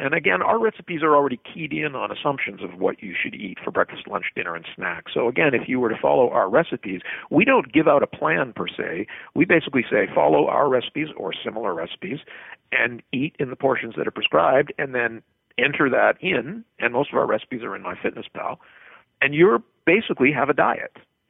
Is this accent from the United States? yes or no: no; the Prairies, Canada; I grew up in a clean your plate kid household, as I think I grew up in the Midwest of Canada, actually.